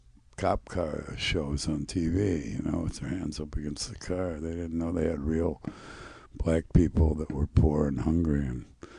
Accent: Flint, Michigan, United States; Yeah, I'm from Flint.

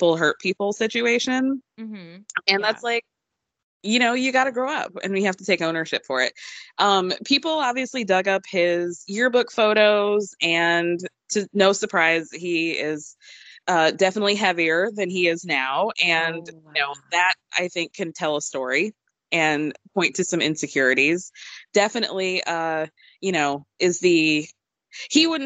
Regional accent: Chicago, Illinois, United States; as a Chicagoan

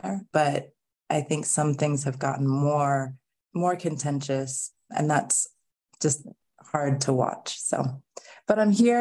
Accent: Oakland, California, United States; I grew up in Oakland, California, which has a really beautiful, large Black community

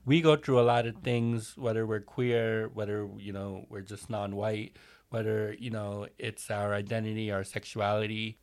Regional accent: United States; I grew up in New Jersey and New York

